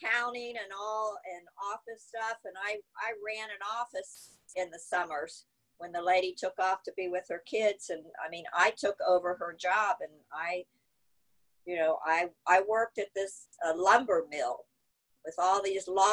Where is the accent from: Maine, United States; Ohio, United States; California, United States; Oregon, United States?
Ohio, United States; Southern; also born or lived in Cape Cod; I grew up in Southern Ohio, which is probably a little like Galveston, Southern Ohio. It's kind of Appalachia, coming from Cape Cod